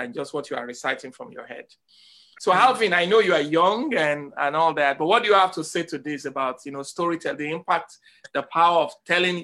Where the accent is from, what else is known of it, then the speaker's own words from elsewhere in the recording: Lagos, Nigeria; now in Evanston, United States; I was born in Papa Ashafa Agege